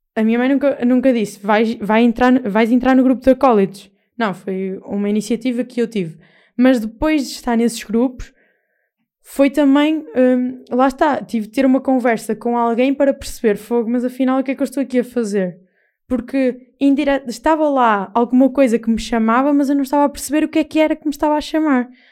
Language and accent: Portuguese; Castelo de Paiva, Aveiro District, Portugal; eu defendo a minha terra com unhas e dentes e Castelo Paiva